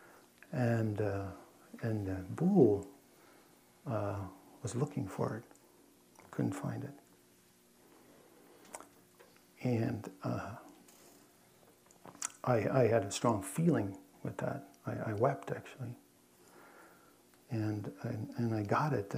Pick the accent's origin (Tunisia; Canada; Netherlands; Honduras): Netherlands; moved away; I grew up in Holland